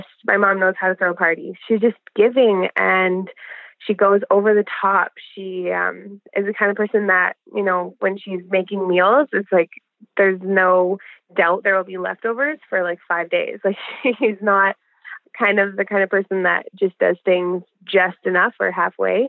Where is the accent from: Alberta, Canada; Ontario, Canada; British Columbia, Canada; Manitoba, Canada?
Alberta, Canada; I'm from Alberta, Canada